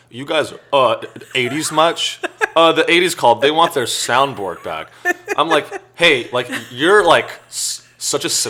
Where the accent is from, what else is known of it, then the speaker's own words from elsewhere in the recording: California, United States; Silicon Valley.